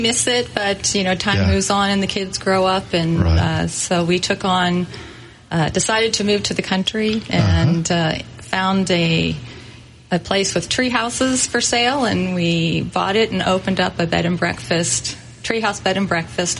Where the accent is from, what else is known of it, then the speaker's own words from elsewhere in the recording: Baltimore, Maryland, United States; born there; also born or lived in Los Angeles; Well, I was born in Baltimore, Maryland, and my father worked as a civilian contractor at the Department of Defense, and so we moved around often